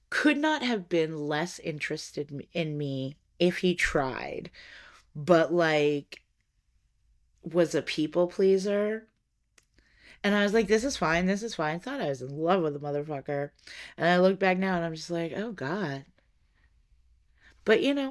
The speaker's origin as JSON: {"language": "English", "country": "United States", "said": "as an American"}